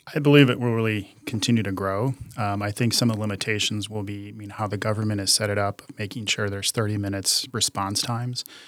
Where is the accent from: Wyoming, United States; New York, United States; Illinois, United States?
Illinois, United States; outside of Chicago; I grew up outside of Chicago